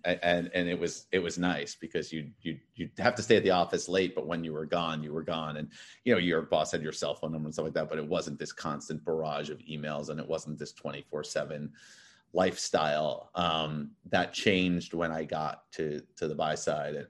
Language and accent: English; New York City, New York, United States; moved away as an adult; also born or lived in Massachusetts / Connecticut / Los Angeles; now in Miami, United States; I grew up in Manhattan. I'm actually a third generation Manhattan